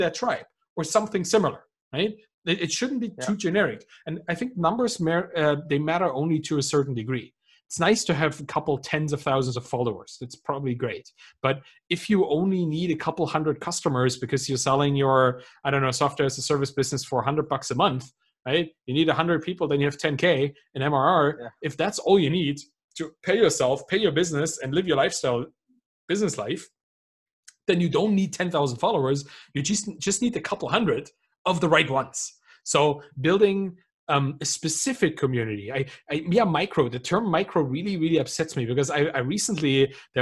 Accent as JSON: {"language": "English", "country": "Germany", "said": "I come from Germany. Like, we have 40,000 different beers in this country."}